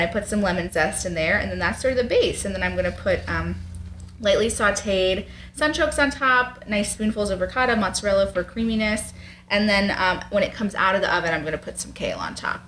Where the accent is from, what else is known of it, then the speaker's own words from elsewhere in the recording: New York, United States; now in Lancaster, United States; We're from New York.